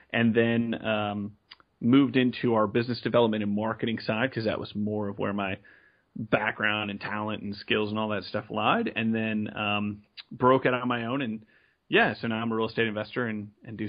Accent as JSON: {"language": "English", "town": "San Antonio", "region": "Texas", "country": "United States", "tie": "born or raised there", "said": "I'm from Texas, San Antonio specifically, born and raised here."}